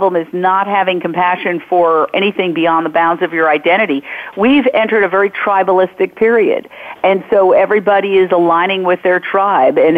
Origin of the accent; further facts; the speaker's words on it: New York City, New York, United States; I grew up in Midtown Manhattan